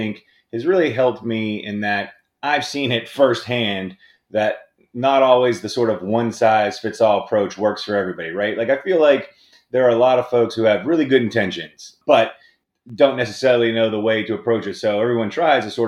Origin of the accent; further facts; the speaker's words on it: Pittsburgh, Pennsylvania, United States; I'm originally here from Pittsburgh. I grew up where primarily my mother and my aunt were both secretaries at big law firms